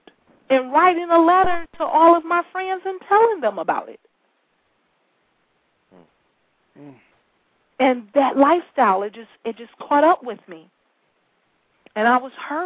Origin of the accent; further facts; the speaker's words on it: Detroit, Michigan, United States; I'm from Detroit, and I spend a lot of time in the Detroit high schools.